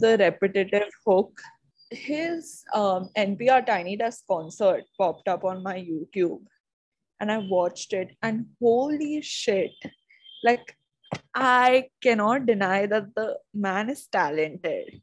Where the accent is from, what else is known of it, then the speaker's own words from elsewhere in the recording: Karnataka, India; I am from Karnataka.